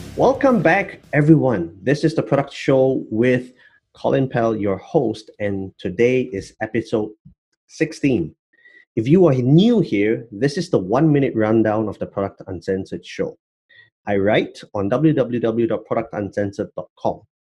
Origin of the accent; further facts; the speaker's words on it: Malaysia; I'm Malaysian